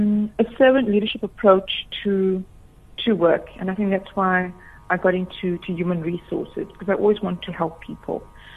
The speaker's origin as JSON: {"language": "English", "town": "Durban", "region": "KwaZulu-Natal", "country": "South Africa", "tie": "born or raised there", "said": "So my background is I'm actually from Durban, from a community called Sydenham. And growing up, I went to St. Anne's Catholic Church."}